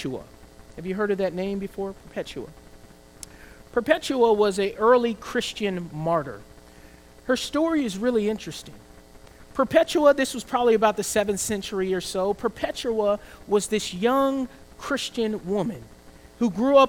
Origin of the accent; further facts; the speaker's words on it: the South, United States; I grew up in the South, we were also able to pray in class.